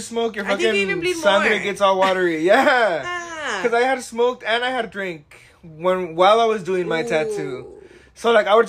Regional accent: California, United States; I'm from California. From the 831.

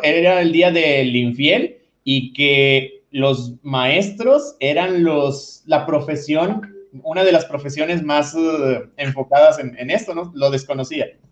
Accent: Nuevo León, Mexico; aquí en, Nuevo León, yo soy de Nuevo León

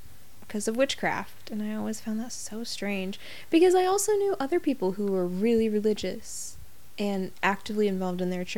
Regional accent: United States; accent: American; American accents, because... we're like, we really emphasize those R's

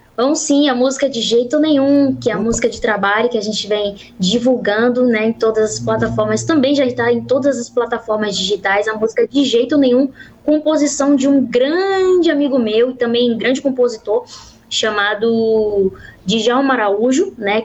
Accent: Salvador, Bahia, Brazil; sou cantora e sou de Salvador

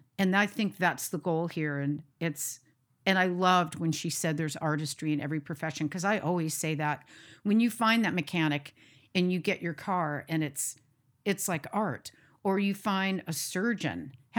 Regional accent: United States; Embrace the jazz, the countryside. And then me being American.

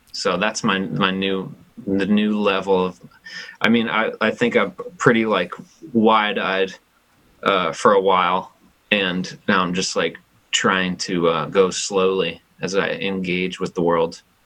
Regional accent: New Jersey, United States; moved away as an adult; also born or lived in New York City / Brooklyn; now in Chico, United States; growing up in New Jersey and then like going to school in New York City

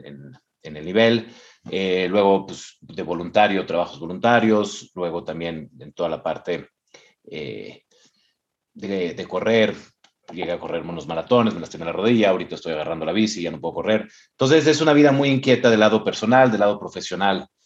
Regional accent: Mexico; moved away; soy mexicano, he vivido en, tres países, incluyendo México

